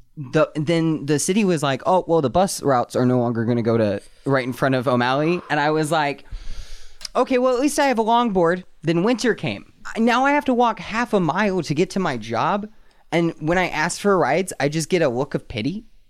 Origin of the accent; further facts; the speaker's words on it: North Carolina, United States; now in Anchorage, United States; I moved back up from my home state of North Carolina